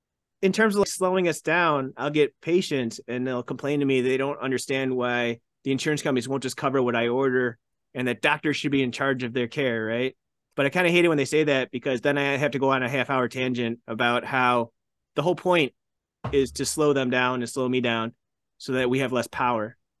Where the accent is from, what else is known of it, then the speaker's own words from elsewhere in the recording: Buffalo, New York, United States; I grew up in the Buffalo area